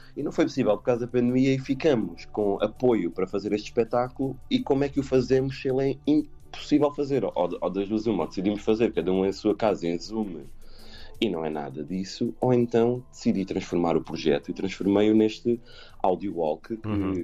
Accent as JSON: {"language": "Portuguese", "town": "Montemor-o-Novo", "region": "Alentejo", "country": "Portugal", "said": "eu sou de Montemoro Novo"}